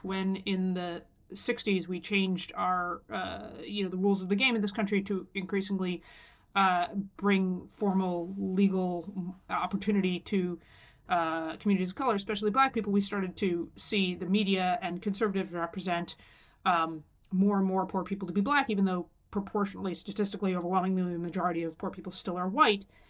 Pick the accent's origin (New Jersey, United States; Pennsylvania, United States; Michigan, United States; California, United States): Pennsylvania, United States; my home state of Pennsylvania